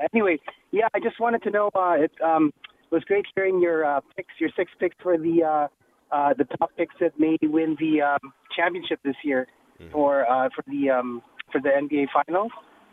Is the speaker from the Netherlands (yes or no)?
no; Toronto, Ontario, Canada; Since I'm from Toronto